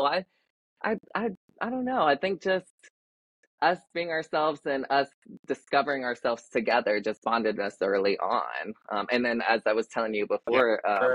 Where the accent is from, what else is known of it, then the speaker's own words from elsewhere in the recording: Shelbyville, Kentucky, United States; also born or lived in West Virginia; now in Chicago, United States; So I was born in West Virginia to a hillbilly mom and a British dad, and grew up in Kentucky in Shelbyville between Louisville and Lexington.